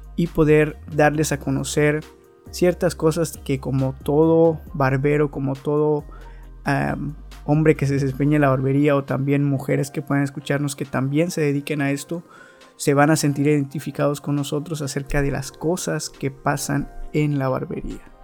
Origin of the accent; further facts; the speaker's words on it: Veracruz, Mexico; soy de Veracruz, México.